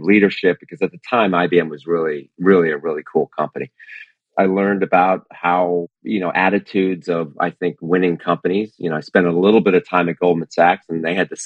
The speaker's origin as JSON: {"language": "English", "region": "New Jersey", "country": "United States", "tie": "born or raised there", "said": "I grew up in New Jersey"}